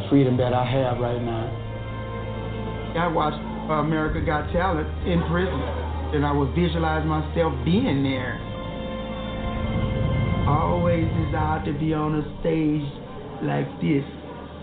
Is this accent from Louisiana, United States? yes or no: yes; Louisiana, United States; I'm from Louisiana.